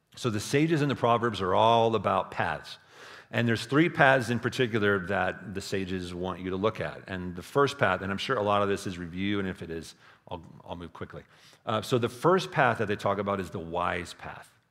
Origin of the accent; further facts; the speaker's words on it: Texas Hill Country, United States; I grew up in the Texas Hill Country